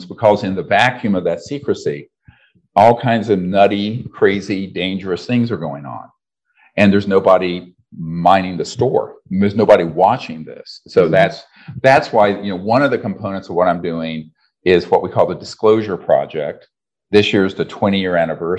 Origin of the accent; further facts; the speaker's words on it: Charlotte, North Carolina, United States; I grew up in North Carolina in the South in Charlotte.